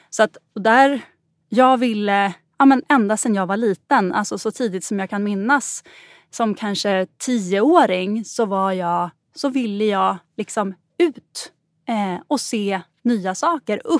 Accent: Gotland, Sweden; Jag är uppväxt på Gotland och då var det liksom bara de rika barnen som hade råd att åka till fjällen när

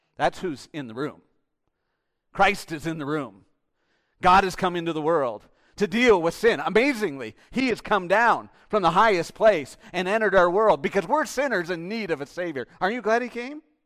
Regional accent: Canada; I'm Canadian

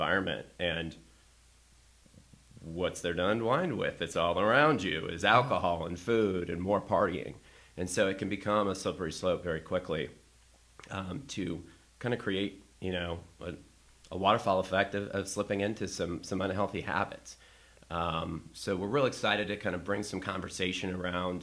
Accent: the South, United States; now in Chicago, United States; I'm from the South as well

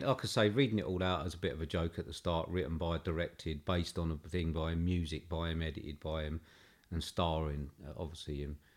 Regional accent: United Kingdom

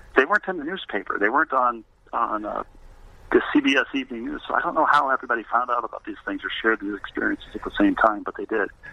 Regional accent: Bloomington, Minnesota, United States; also born or lived in Elmhurst, Illinois; I grew up in Bloomington, Minnesota, suburban Minneapolis

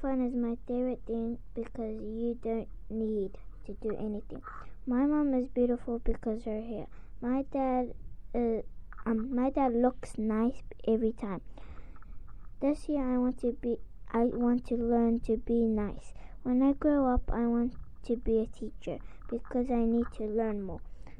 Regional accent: New Zealand; I am 8 years old. I speak two languages, Tongan and English. I was born in New Zealand.

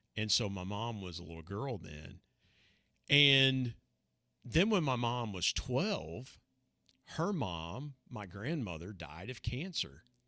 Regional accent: Southeast Ohio, United States; also born or lived in Huntington, West Virginia; lived a, a, a normal life growing up in Southeast Ohio

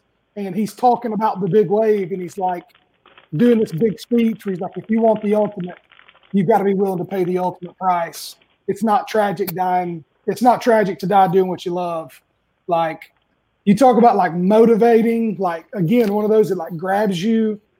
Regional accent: Greenville, United States; I grew up in Greenville

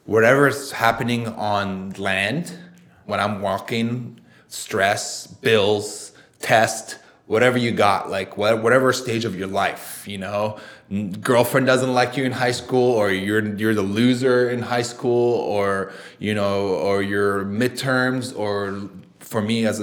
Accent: United States; also born or lived in Saudi Arabia; we moved to the US when I was almost around nine years old

